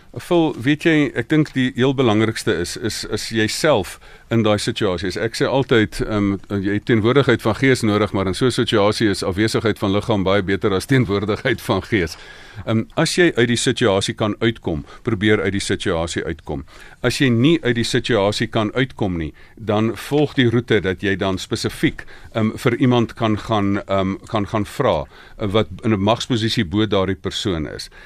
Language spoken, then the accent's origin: Afrikaans; South Africa; ek's van Suid-Afrika